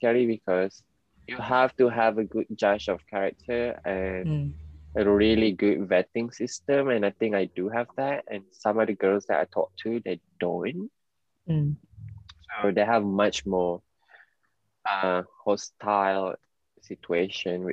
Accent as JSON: {"language": "English", "region": "Penang", "country": "Malaysia", "moved": "yes", "lives_now": "London, United Kingdom", "said": "it's very like Penang lingo. Because right, I'm from Penang"}